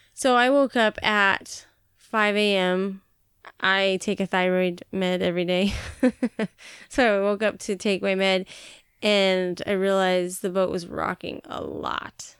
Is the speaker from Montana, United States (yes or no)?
yes; Montana, United States; also born or lived in Billings, Montana; now in Washington, United States; I grew up in Montana